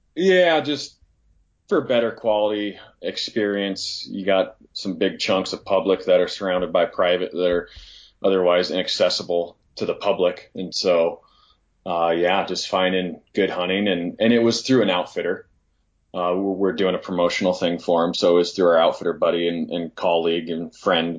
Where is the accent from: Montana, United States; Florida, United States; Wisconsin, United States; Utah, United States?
Montana, United States; Northwest; moved away; coming from Northwest Montana, I grew up in the Platte Valley